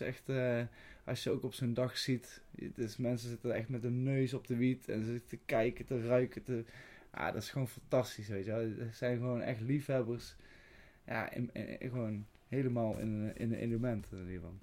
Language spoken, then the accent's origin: Dutch; Veldhoven, North Brabant, Netherlands; moved away as an adult; now in Tilburg, Netherlands; Ik kom uit Veldhoven, geboren in Veldhoven. Ik woon nu woonachtig in eh, Tilburg